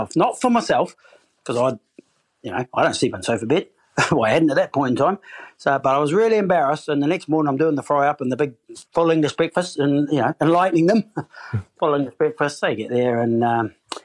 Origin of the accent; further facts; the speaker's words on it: New Zealand; moved away as an adult; now in United Kingdom; I'm from New Zealand